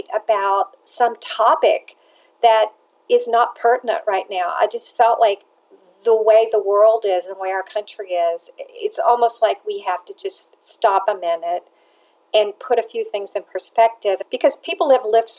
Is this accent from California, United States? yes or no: no; Nashville, Tennessee, United States; also born or lived in Atlanta, United States; I grew up baking cakes in Nashville with my mother